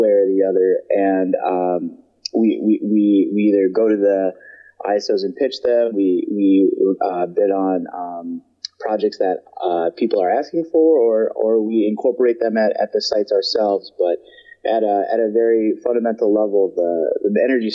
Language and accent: English; Midwest, United States; I grew up in the Midwest